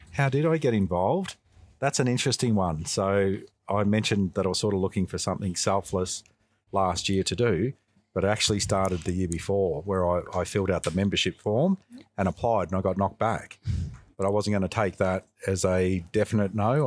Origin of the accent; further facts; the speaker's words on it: St Albans, Victoria, Australia; also born or lived in Macedon; I grew up in St Albans, so I was born in this area. Um, I lived in St Albans till roughly the age of twelve, and then after that I moved to Macedon.